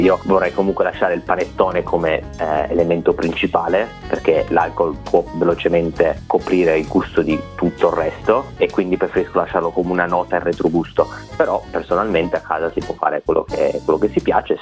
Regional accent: Italy; now in Melbourne, Australia; noi in Italia, o perlomeno da dove vengo io

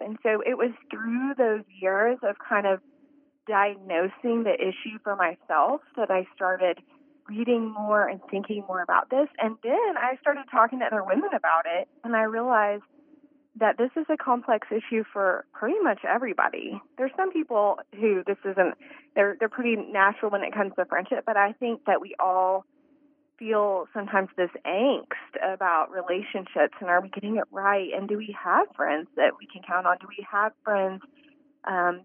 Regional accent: Texas, United States; moved away; I'm from Texas, too

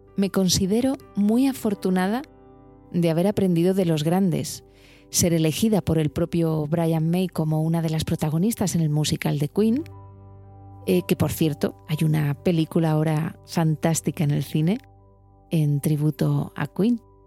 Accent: Alicante, Valencian Community, Spain; moved away as an adult; also born or lived in Madrid; yo soy de Alicante

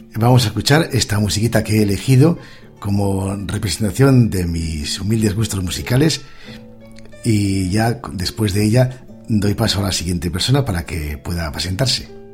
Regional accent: Asturias, Spain; also born or lived in Pontevedra; yo sido de Asturias

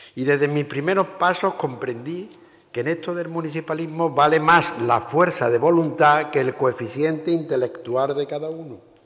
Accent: La Roda de Andalucía, Andalusia, Spain; ser alcalde durante 10 años en mi pueblo, La Roda de Andalucía, donde nací

